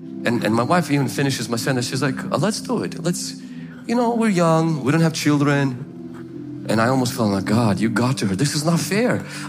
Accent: Ukraine; now in United States; I remember when we came from the Ukraine and I let my cousin borrow my car.

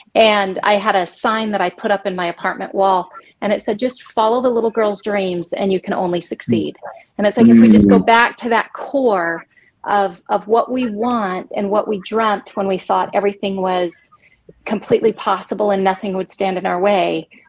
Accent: New Mexico, United States; also born or lived in Germany; So I was born in Germany, got an opportunity to live in New Mexico when we first came back to the States.

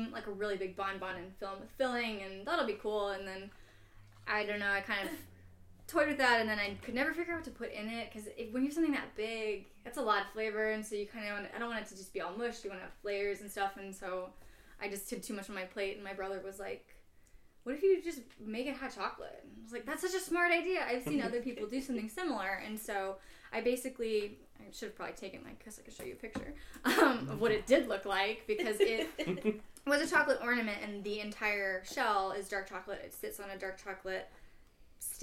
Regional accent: St. Louis, Missouri, United States; also born or lived in Chicago; I am a local chocolatier, born and raised in St. Louis

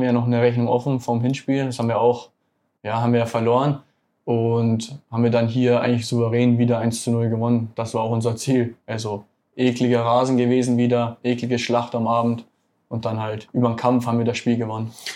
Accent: Munich, Bavaria, Germany; moved away; das ist ja meine Heimat München

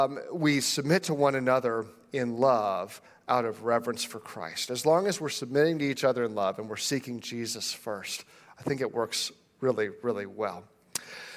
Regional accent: United States; as an American

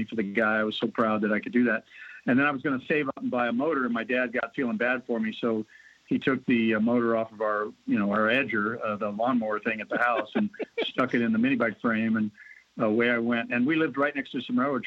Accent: Southern California, United States; also born or lived in Bristol, Virginia; I was born in Bristol, Virginia, and my mom moved to California when I was a couple of years old and grew up in Southern California

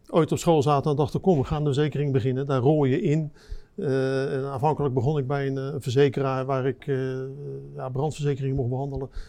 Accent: Rotterdam, South Holland, Netherlands; Ja, ik denk, ik ben geboren en getogen Rotterdammer, dus ik heb altijd interesse gehad in de haven en alles wat erin gebeurt.

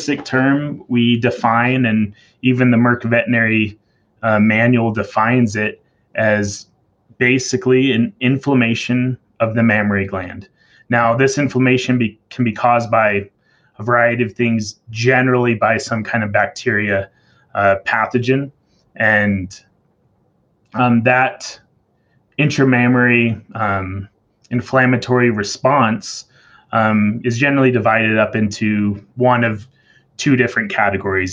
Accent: Chandler, Arizona, United States; moved away as an adult; also born or lived in Montana / Wyoming; now in Utah, United States; I grew up in Chandler, Arizona, kind of dairy country, and grew up on a small farm

